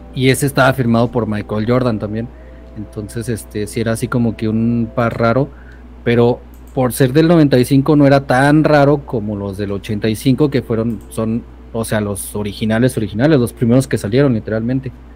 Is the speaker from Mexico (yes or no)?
yes; Durango, Mexico; yo vivo acá en, Durango. Soy de Durango.